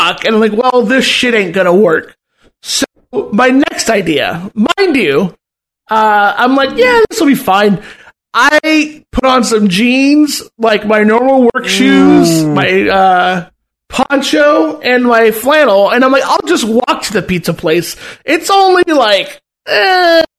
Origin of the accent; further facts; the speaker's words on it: Southern California, United States; moved away; I'm from fucking SoCal.